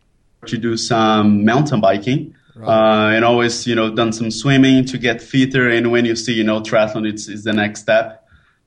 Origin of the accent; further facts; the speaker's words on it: Brazil; now in Bangkok, Thailand; now I'm based in Bangkok, but I'm originally from Brazil.